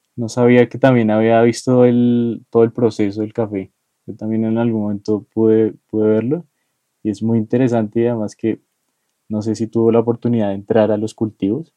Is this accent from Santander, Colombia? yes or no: no; Bogotá, Colombia; los rolos somos troncos